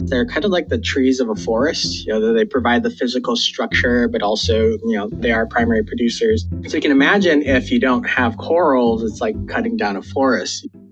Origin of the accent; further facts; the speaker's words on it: Hawaii, United States; now in Wilmington, United States; I actually was born and raised in Hawaii